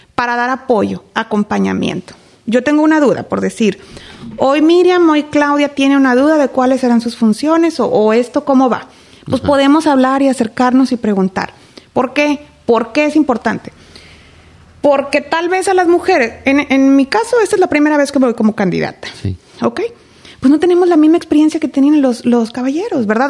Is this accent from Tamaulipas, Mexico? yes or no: yes; Reynosa, Tamaulipas, Mexico; nací aquí en Reynosa, nací aquí en la clínica del Seguro Social. Estuve en tres escuelas primarias